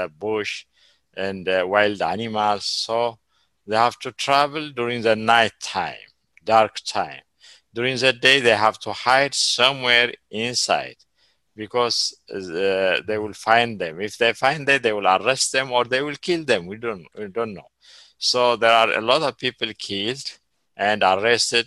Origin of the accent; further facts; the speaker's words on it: Ethiopia; moved away as an adult; also born or lived in Eritrea / Sudan; I live in Ethiopia more than 40 years. I know Ethiopia, but I don't have a citizenship already. They canceled my citizenship.